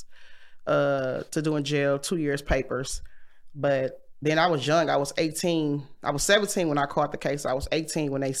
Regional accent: Milwaukee, Wisconsin, United States; Growing up in Milwaukee. Growing up in Milwaukee, I kind of seen a lot of stuff growing up

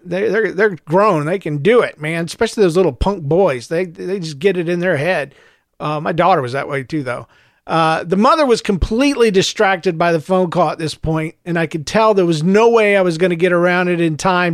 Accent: St. Louis, Missouri, United States; I'm from Saint Louis

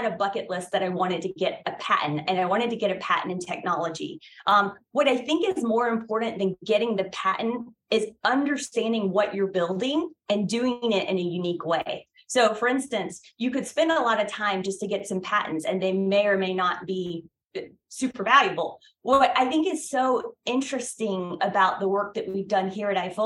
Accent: Brunswick, Georgia, United States; I am from Brunswick, Georgia. And I don't know if any of the listeners have been to Brunswick, Georgia, but it is small. I'm a native Georgian

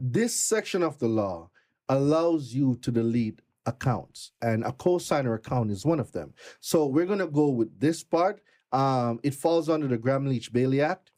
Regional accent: Jamaica; moved away as an adult; also born or lived in Brooklyn, New York; now in United States; I am not from America. I'm Jamaican. I've been in this country going thirteen years now

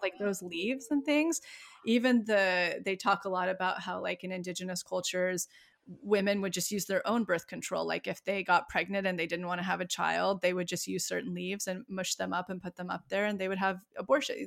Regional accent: Yosemite, California, United States; now in Los Angeles, United States; I grew up right outside of Yosemite

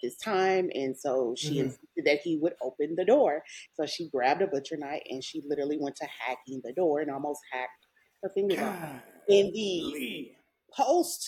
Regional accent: Channelview, Texas, United States; I'm from Houston, I was, you know, raised in a suburb outside of Houston. It's Channelview

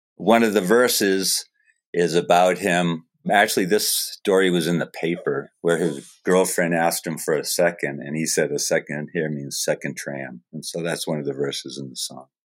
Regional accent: Falmouth, Maine, United States; moved away; I grew up in Falmouth

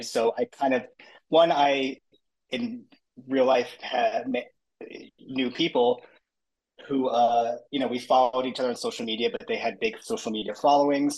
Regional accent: Long Island, New York, United States; I grew up in Long Island

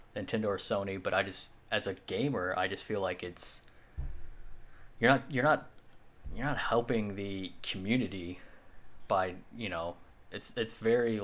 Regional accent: United States

